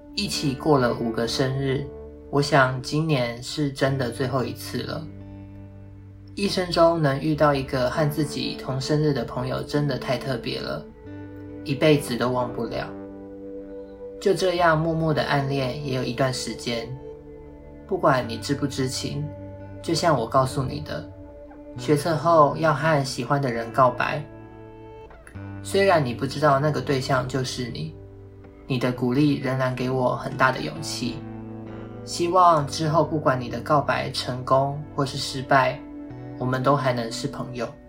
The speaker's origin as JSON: {"language": "Chinese", "town": "Hualien", "region": "Hualien County", "country": "Taiwan", "moved": "as an adult", "lives_now": "Taipei, Taiwan", "said": "回到花园工作"}